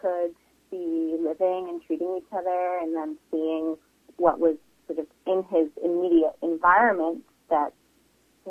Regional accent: Vancouver, British Columbia, Canada; that part of Vancouver, we grew up in Kerrisdale

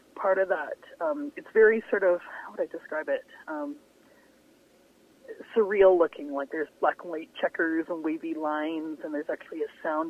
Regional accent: Vancouver Island, British Columbia, Canada; now in Vancouver, Canada; I grew up on Vancouver Island

